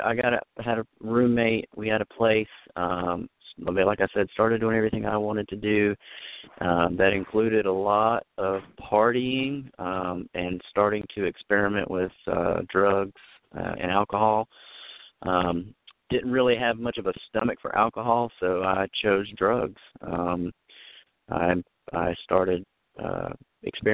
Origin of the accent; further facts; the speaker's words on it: just north of Charlotte, North Carolina, United States; also born or lived in Wilmington, North Carolina; So I was born in Wilmington, North Carolina, and we moved to just north of Charlotte